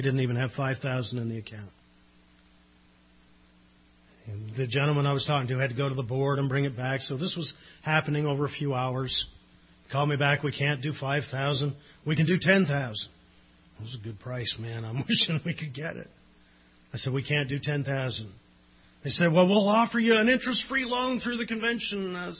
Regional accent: Newfoundland and Labrador, Canada; I love Newfoundland. My roots are there. I'm Newfoundlander by heart, even partly by birth.

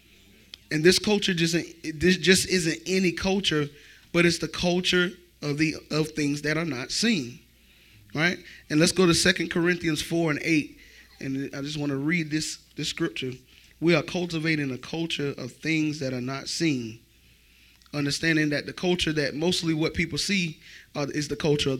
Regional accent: Florence, United States; I grew up in Florence, so I'm surrounded by the culture of Florence

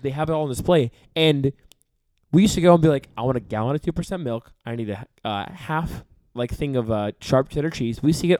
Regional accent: Altadena, California, United States; So I grew up in Pasadena. I actually grew up in Altadena.

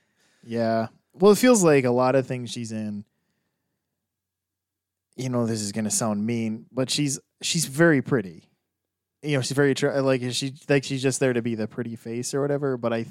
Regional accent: Texas, United States; I'm from Texas, always have been, born here.

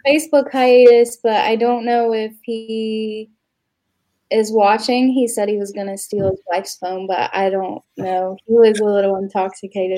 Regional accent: Oak Hill, Ohio, United States; moved away as an adult; also born or lived in Lexington; now in Huntington, United States; I'm from it's like an hour and 15 minutes away. It's Oak Hill, Ohio

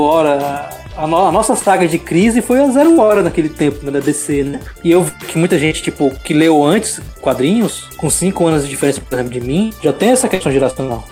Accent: Fortaleza, Ceará, Brazil; now in Belém, Brazil; eu tô aqui pra Belém do Pará, aqui, mas sou, sou de Fortaleza

